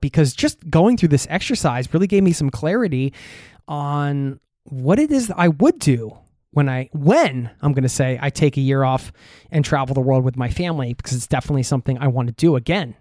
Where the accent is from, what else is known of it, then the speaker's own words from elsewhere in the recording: United States; now in Norway; back in my home country in the U S A, visiting family 'cause I live overseas